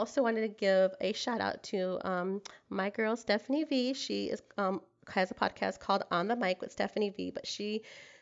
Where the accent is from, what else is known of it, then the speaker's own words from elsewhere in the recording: Detroit, Michigan, United States; moved away as an adult; now in San Antonio, United States; living here in San Antonio, Texas, but I am from Detroit, Michigan